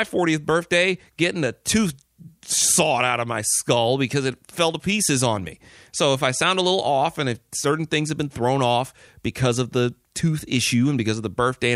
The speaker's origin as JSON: {"language": "English", "town": "Detroit", "region": "Michigan", "country": "United States", "moved": "yes", "said": "I'm actually recording this show from Detroit. Came back home for the birthday weekend"}